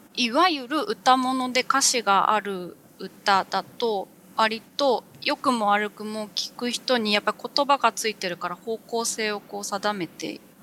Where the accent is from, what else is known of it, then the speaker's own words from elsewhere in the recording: Yokohama, Kanagawa, Japan; moved away as an adult; now in Yamanashi, Japan; 大学を卒業するまでは横浜の実家にいました